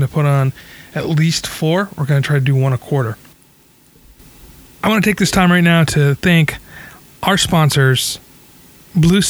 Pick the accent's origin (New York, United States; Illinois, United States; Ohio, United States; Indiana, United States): New York, United States; Albany; now in California, United States; I grew up in Albany, New York